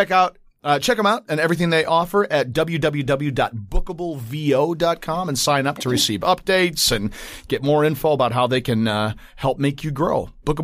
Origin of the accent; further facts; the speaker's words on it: Cutlerville, Michigan, United States; it was really interesting as a white, very white, you know, Dutch, descendant growing up in Cutlerville in Grand Rapids, Michigan